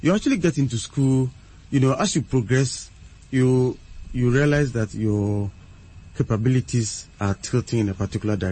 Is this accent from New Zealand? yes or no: no; Suhum, Eastern Region, Ghana; I actually, you know, started school in Suhum, in the Eastern region. That's where I started from class one